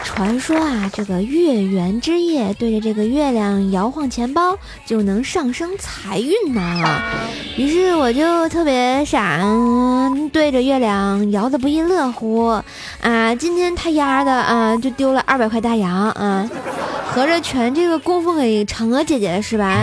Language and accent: Chinese; Tangshan, Hebei, China; moved away; 我老家是哪儿呢？唐山